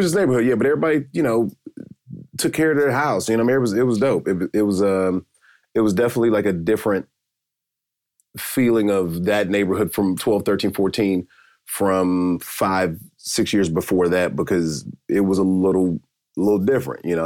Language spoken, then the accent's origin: English; Decatur, Georgia, United States; moved away as an adult; also born or lived in St. Louis / Chicago / Dallas; now in Los Angeles, United States; I'm from Atlanta, Georgia, just southeast Stone Mountain, Decatur, Georgia